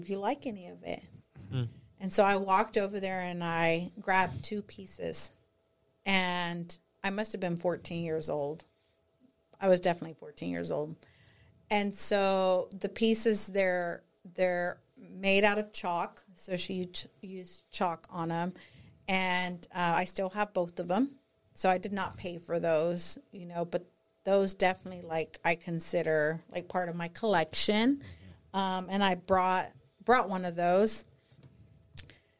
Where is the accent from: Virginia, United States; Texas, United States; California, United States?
Texas, United States; Austin; born or raised there; also born or lived in San Antonio, Texas